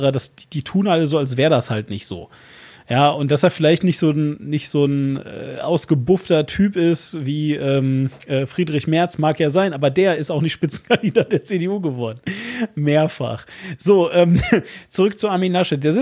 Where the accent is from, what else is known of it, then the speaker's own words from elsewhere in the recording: Bremen, Germany; Ich, äh, ja, ich bin Bremer.